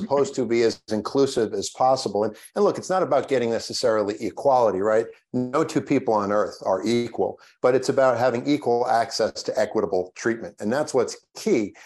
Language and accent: English; Long Island, New York, United States; I grew up on Long Island